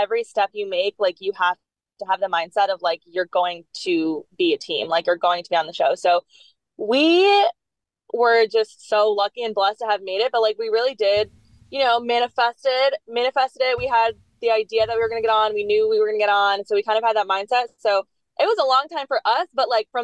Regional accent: Connecticut, United States; moved away as an adult; also born or lived in Florida; now in Tampa, United States; we're all from Connecticut. And like my mom said, we moved here in 2018

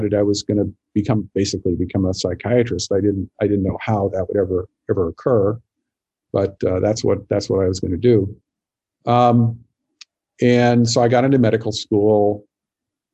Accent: Montana, United States; I grew up in Montana

